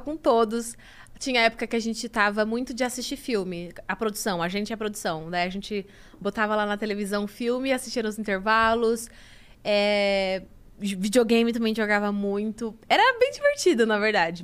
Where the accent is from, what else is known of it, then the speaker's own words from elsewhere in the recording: Itapecerica da Serra, São Paulo, Brazil; Eu sou de Tapicerica da Serra, Grande São Paulo